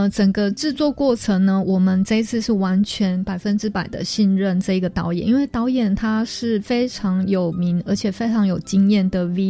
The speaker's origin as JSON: {"language": "Chinese", "country": "Taiwan", "said": "可能我们台湾人对于呃刺激感的追求会比较要求，"}